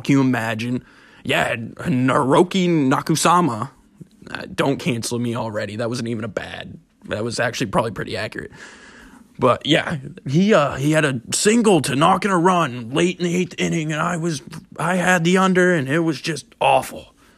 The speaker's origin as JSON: {"language": "English", "town": "Ellsworth", "region": "Maine", "country": "United States", "said": "I'm from Ellsworth, Maine, where sports gambling currently isn't legal"}